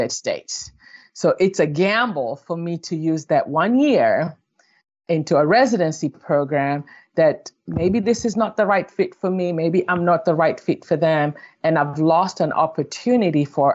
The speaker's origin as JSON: {"language": "English", "country": "Kenya", "tie": "born or raised there", "moved": "yes", "said": "growing up in Kenya in the 90s"}